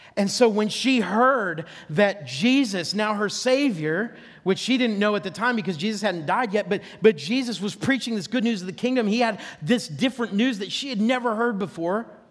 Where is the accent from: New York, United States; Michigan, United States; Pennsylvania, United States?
Pennsylvania, United States; near Oil City, Franklin area; I grew up up near Oil City, Franklin area